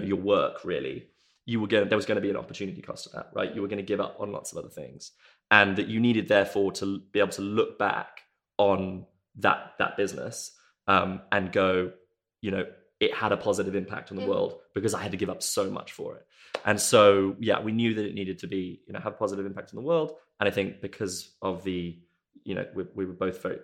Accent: South Africa; moved away as an adult; now in United Kingdom; I grew up in South Africa

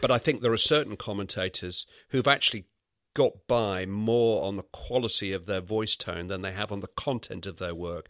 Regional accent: Bury, North West England, United Kingdom; accent: Lancashire; I was brought up in the Manchester area

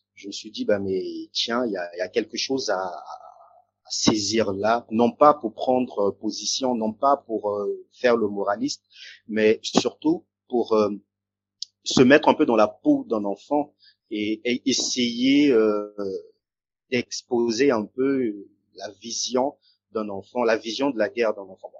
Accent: Brazzaville, Republic of the Congo; moved away; also born or lived in France; qui suis euh, originaire euh, du Congo-Brazzaville

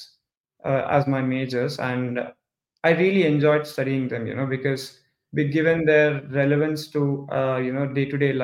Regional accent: Hyderabad, Telangana, India; I'm from India too. Come from the southern part of India. There's a city called Hyderabad.

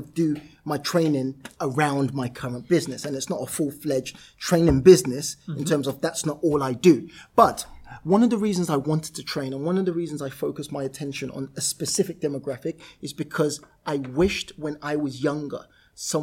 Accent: London, United Kingdom; I literally went to where I was born and raised. I wasn't born there, where I was raised in Camberwell.

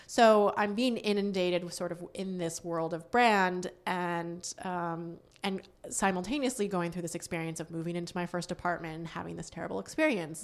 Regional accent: Northampton, Massachusetts, United States; moved away; I grew up in Western Massachusetts, uh, in a town called Northampton

